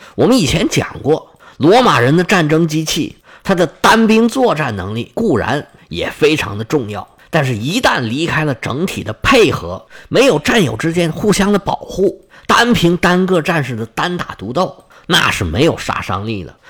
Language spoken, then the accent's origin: Chinese; China; 现代的人，尤其是像我们中国人，他没有宗教信仰的